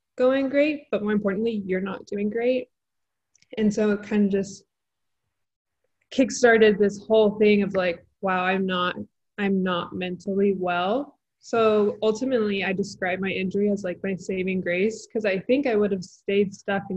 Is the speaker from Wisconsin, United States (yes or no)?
no; Texas, United States; born or raised there